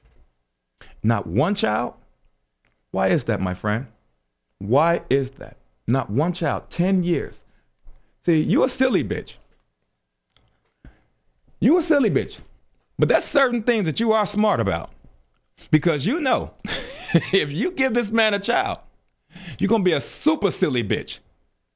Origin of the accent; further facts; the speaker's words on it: Chicago, Illinois, United States; You're talking to someone from Chicago. I am from Chicago